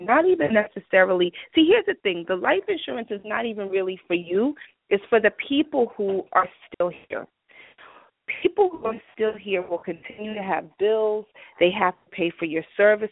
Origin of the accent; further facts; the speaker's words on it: New York, United States; I'm from New York